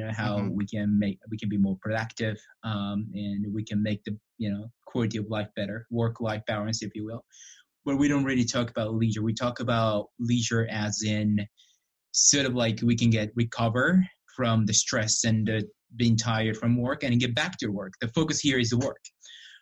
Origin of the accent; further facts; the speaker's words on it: Japan; moved away as an adult; also born or lived in Illinois / Alberta; now in Canada; I was born and raised in Japan for about 21 years.